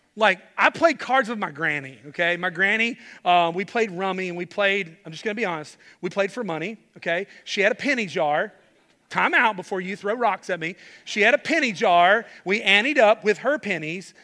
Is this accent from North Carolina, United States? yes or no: yes; Charlotte, North Carolina, United States; I grew up in Charlotte, loved my home church